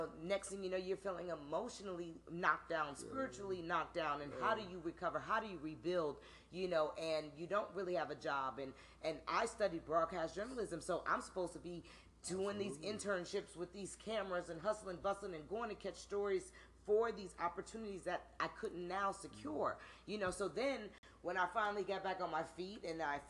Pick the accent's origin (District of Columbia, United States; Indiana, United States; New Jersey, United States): New Jersey, United States; moved away; also born or lived in Washington, D.C.; I'm from Jersey.